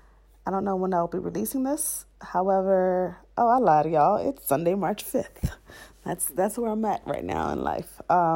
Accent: Miami, Florida, United States; I'm originally from Miami. I've lived in several states in the U.S., yada, yada, yada.

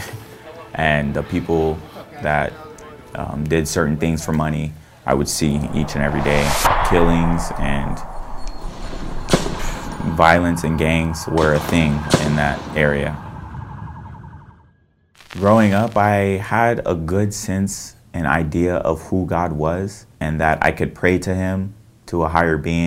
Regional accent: Visalia, California, United States; I was born and raised in Visalia, California, and I'm 21 years old

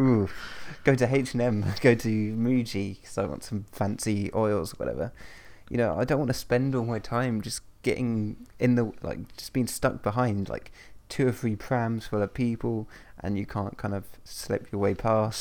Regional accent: London, United Kingdom; I'm a Londoner

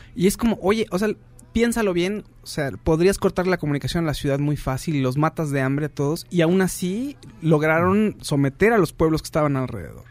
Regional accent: Mexico; mexicanos estamos aquí

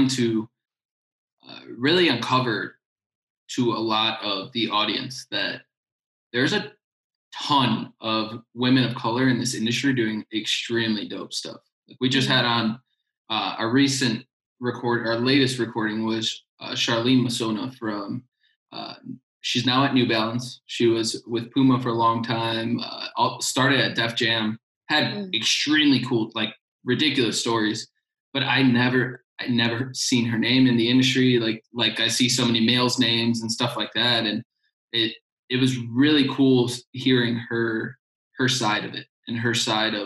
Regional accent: Chicago, Illinois, United States; I'm originally from Chicago, so there's a part in Chicago called Humboldt Park that's basically little Puerto Rico.

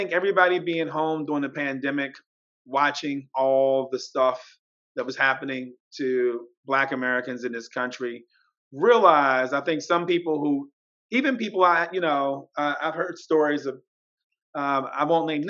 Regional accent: India; now in United States; I came from India and I grew up in the slums and I was able to make it here.

